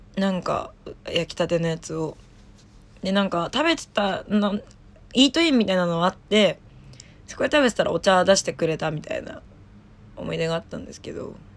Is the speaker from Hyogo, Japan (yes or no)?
no; Saitama, Japan; now in Tokyo, Japan; 埼玉出身なんですけど